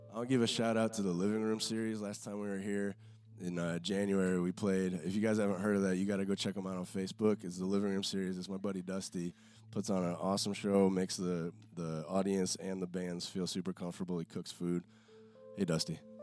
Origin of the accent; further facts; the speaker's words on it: outside Cleveland, Ohio, United States; moved away; also born or lived in Chicago; I grew up outside Cleveland